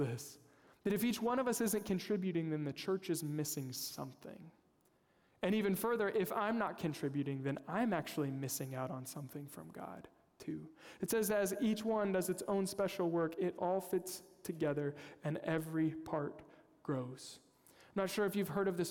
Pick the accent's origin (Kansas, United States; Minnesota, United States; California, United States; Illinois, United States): Kansas, United States; I'm from Kansas, unapologetic Chiefs fan.